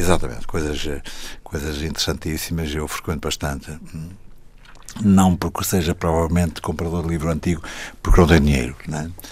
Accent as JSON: {"language": "Portuguese", "town": "Paredes", "region": "Norte", "country": "Portugal", "tie": "born or raised there", "moved": "yes", "said": "Eu sou de Paredes, né, lá em cima. Né, e, e, a biblioteca até funciona no, numa escola de, do, daquelas escolas do Conde Ferreira, que era a minha escola"}